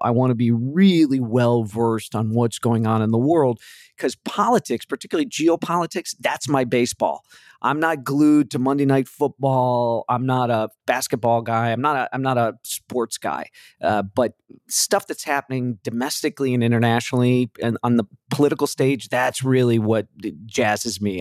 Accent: Chicago, Illinois, United States; I'm a Chicago guy, grew up in the Midwest.

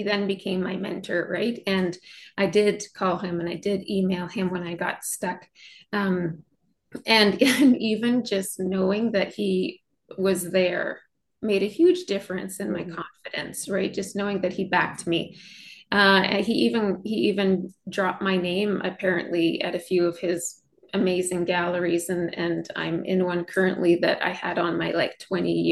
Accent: Western Canada, Canada; I'm from Western Canada.

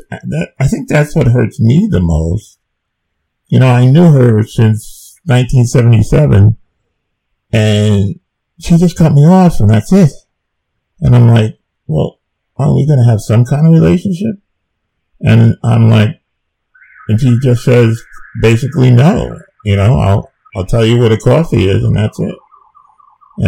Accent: New Jersey, United States; moved away as an adult; I'm from New Jersey

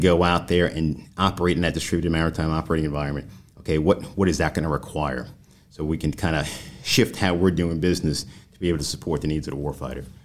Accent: New York, United States; moved away as an adult; in New York, my home state.

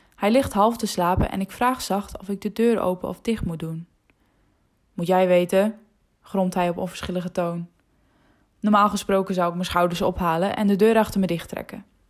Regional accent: Friesland, Netherlands; first language West Frisian; Dutch is a second language; in mijn moedertaal

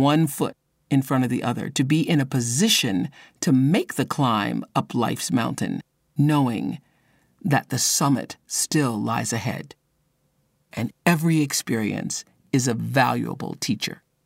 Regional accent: Mississippi, United States; I a woman born and raised in Mississippi when it was an apartheid state

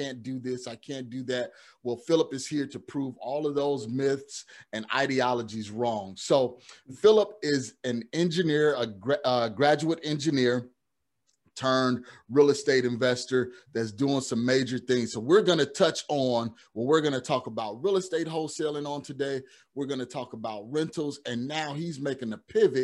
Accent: Chicago, Illinois, United States; I'm from Chicago

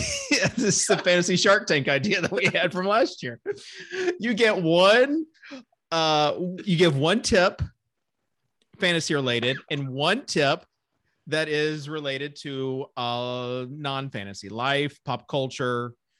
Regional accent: California, United States; Yeah, I'm from California.

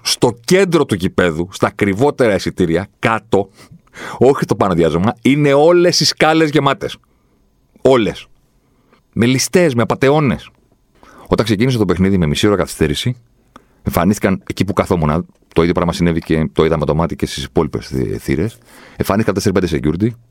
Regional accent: Athens, Attica, Greece; εγώ είμαι από την Αθήνα

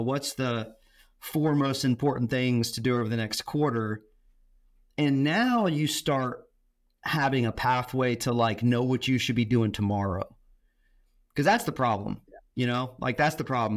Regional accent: Tampa, Florida, United States; I grew up in Tampa, Florida

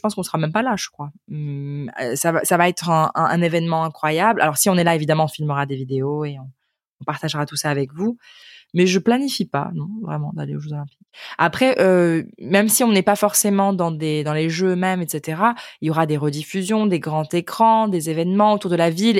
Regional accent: Ukraine; French is a second language; je viens d'Ukraine et en fait j'ai commencé à apprendre le français

